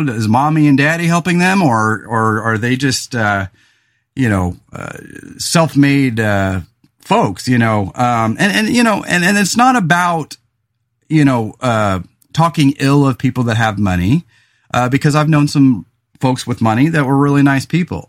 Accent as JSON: {"language": "English", "region": "California", "country": "United States", "tie": "born or raised there", "also_born_or_lived": "Willamette Valley, Oregon", "moved": "yes", "lives_now": "Oregon, United States", "said": "growing up in California"}